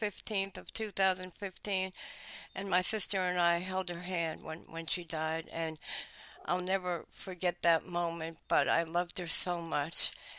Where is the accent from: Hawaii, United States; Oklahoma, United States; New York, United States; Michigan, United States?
New York, United States; we loved growing up in New York.